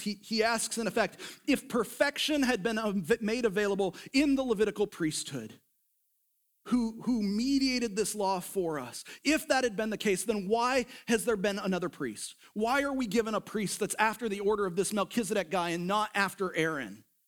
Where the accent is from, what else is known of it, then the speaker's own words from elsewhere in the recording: United States; we were raised up in the culture of America.